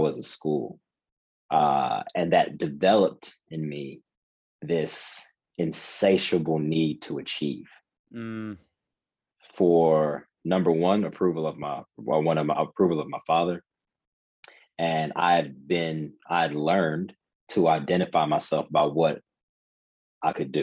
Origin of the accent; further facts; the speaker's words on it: Cincinnati, Ohio, United States; moved away as an adult; So I grew up in Cincinnati, Ohio. Spent the first 18 years of my life there.